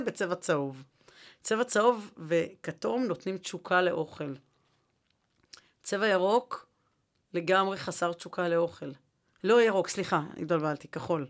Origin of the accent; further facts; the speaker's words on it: Jerusalem, Jerusalem District, Israel; הרי אני ירושלמית